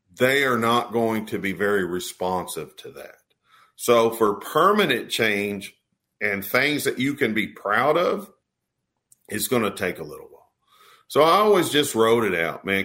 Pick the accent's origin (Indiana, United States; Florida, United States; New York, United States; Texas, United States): Texas, United States; I'm from Texas